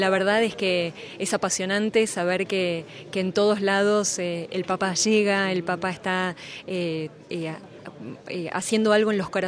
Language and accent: Spanish; Buenos Aires, Argentina; soy de Buenos Aires, Argentina.